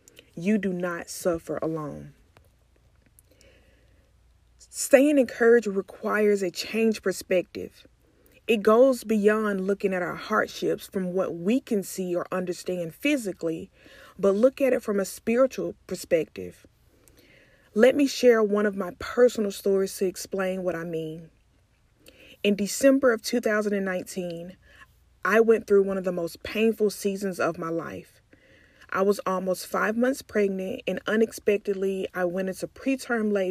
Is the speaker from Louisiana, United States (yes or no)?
no; McComb, Mississippi, United States; now in Dallas, United States; I am originally from Macomb, Mississippi, but I currently reside in Dallas, Texas